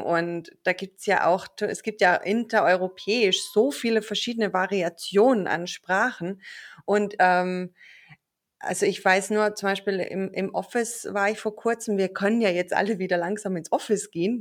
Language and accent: German; Austria; ich bin eigentlich aus Österreich. Also falls ich irgendwann in meinen Dialekt abrutschen sollte